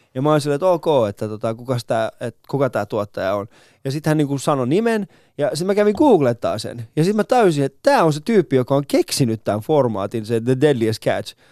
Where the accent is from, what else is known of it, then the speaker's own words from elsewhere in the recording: Finland; mä oon, mä oon Suomesta